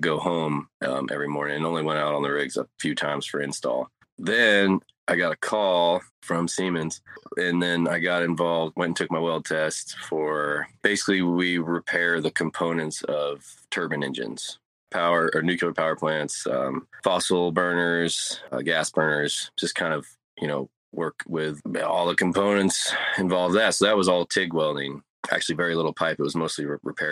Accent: United States; moved away; I'm formerly from Georgia and Tennessee border

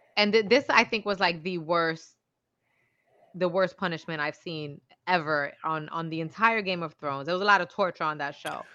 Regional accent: New York City, New York, United States; accent: Bronx; I'm from the Bronx

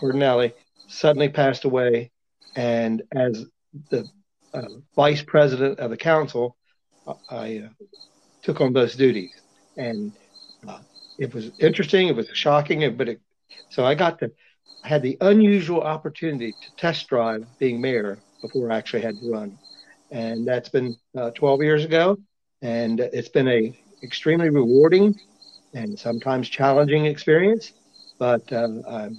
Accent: Berlin, Maryland, United States; also born or lived in College Park, Maryland; I grew up here in Berlin, Maryland

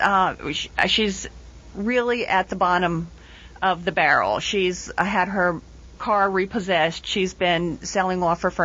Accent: Trenton, New Jersey, United States; I'm writing this from New Jersey and from Trenton, New Jersey, and from my own background, there are a lot of ethnic names

